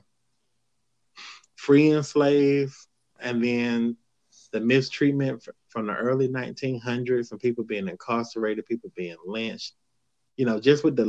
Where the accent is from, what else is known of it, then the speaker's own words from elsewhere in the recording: the South, United States; I grew up in the South